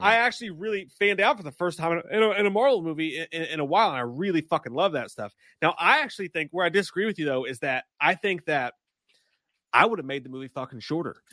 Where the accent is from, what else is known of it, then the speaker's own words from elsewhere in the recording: Kentucky, United States; I am from Kentucky